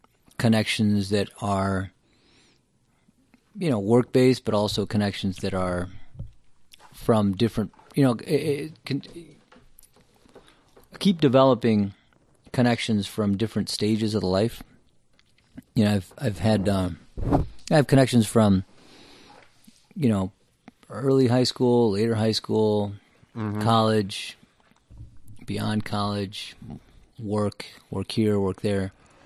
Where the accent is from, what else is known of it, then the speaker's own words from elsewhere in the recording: Champaign, Illinois, United States; I was born in Champaign, Illinois.